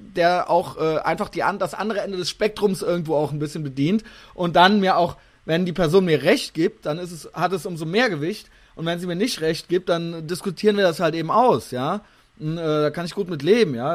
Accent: Koblenz, Rhineland-Palatinate, Germany; moved away; aus meiner alten Heimat

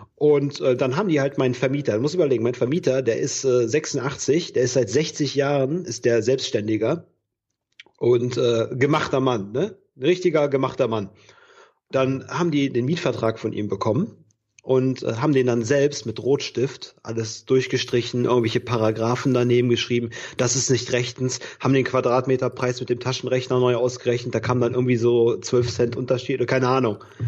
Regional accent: Bergisches Land, North Rhine-Westphalia, Germany; moved away as an adult; now in Cologne, Germany; meine Heimat, das Bergische Land

